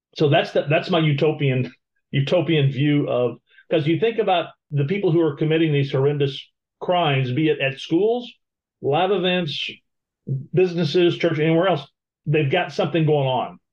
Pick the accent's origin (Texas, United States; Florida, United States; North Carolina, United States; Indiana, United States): Florida, United States; we're from Florida